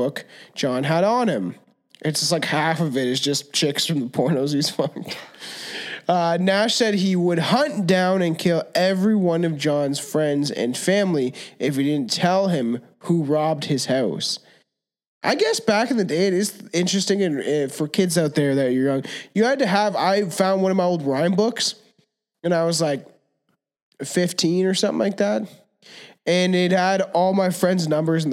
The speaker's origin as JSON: {"language": "English", "country": "Canada", "said": "We're Canadian."}